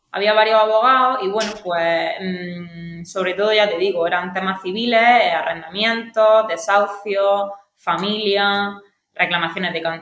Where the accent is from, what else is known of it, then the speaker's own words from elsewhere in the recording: Aguadulce, Andalusia, Spain; also born or lived in Granada; yo soy de Agua Dulce.